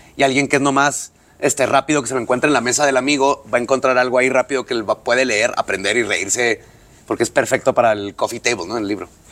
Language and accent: Spanish; Ciudad Juárez, Chihuahua, Mexico; somos de Juárez